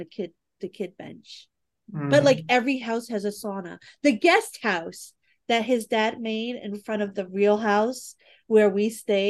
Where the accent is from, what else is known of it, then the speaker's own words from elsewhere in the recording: New York City, New York, United States; moved away as an adult; now in Arizona, United States; I'm from the Bronx. I'm a Bronx, New York girl.